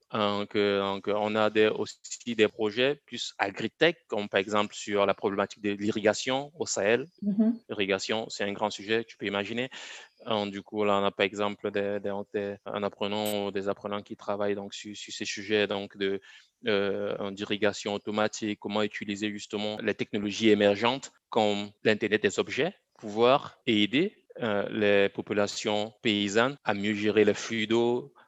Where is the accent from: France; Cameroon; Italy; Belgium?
Cameroon; Bafoussam, West; moved away as an adult; also born or lived in Yaoundé, Cameroon; je suis né, j'ai grandi au Cameroun, donc à Bafsam, dans une ville de moyenne, de moyenne taille, au Cameroun